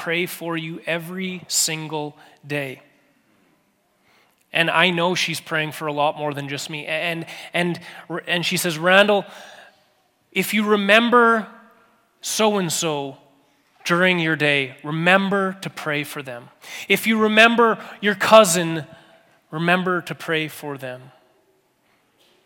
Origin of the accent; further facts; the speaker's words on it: Steinbach, Manitoba, Canada; moved away; I grew up in a little town called Steinbach, Manitoba.